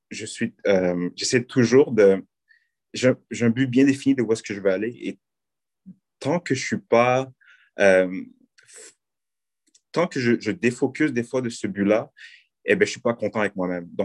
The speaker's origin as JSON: {"language": "French", "country": "Haiti", "said": "nous, je pense, en tant que, euh, en tant que, en tant que Noirs, en tant que haïtien, en tant que personnes de la diversité, nous avons le pouvoir de changer beaucoup de choses"}